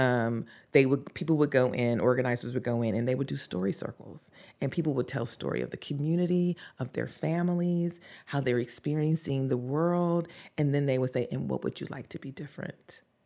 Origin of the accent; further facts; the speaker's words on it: the South, United States; growing up in the South, um, as a Black person